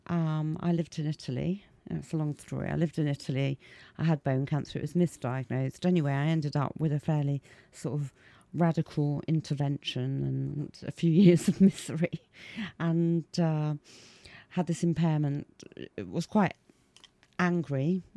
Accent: Leamington Spa, West Midlands, United Kingdom; I was born in Leamington Spa.

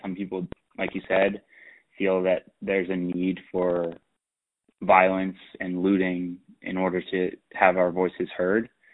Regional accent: Pittsburgh, Pennsylvania, United States; moved away as an adult; also born or lived in Philadelphia; I was originally from Pittsburgh

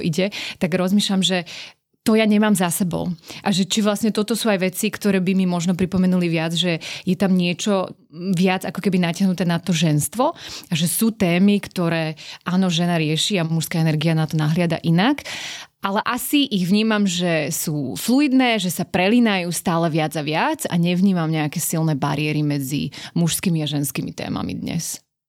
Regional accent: Slovakia; moved away as an adult; now in Pakistan

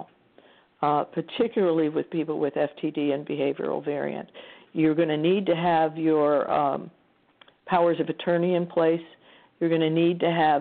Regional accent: Iowa, United States; moved away; I'm from Iowa initially

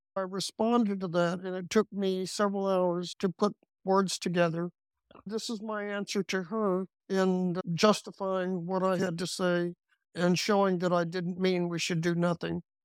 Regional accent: Texas, United States; I'm a Texan. This is the way Texans do things

